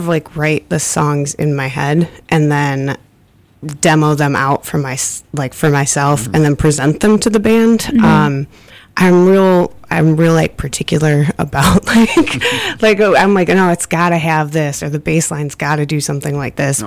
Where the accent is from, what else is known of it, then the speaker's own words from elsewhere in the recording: Michigan, United States; moved away; I'm from Michigan